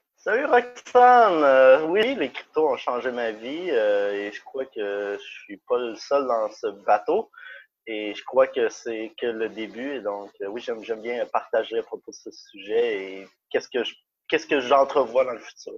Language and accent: French; Canada; moved away; je suis canadien. J'habitais au Canada à ce moment